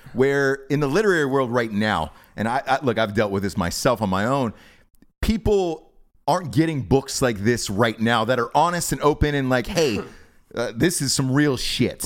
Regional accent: Atlanta, Georgia, United States; I'm from Atlanta

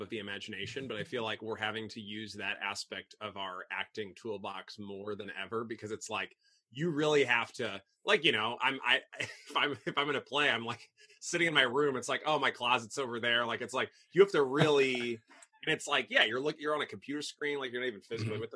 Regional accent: Belleville, Illinois, United States; moved away as an adult; also born or lived in Boston / France / Italy; now in Chicago, United States; I grew up there. So Southern Illinois. I'm a Southern Illinois boy.

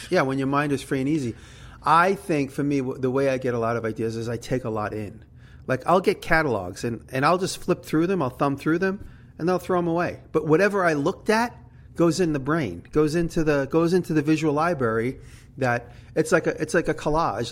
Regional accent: New York, United States; accent: New York; She likes my New York ac- accent

